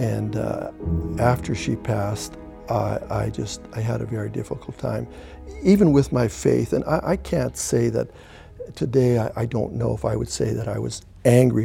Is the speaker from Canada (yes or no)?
yes; Canada; born or raised there; first language German; English is a second language; now in Sicamous, Canada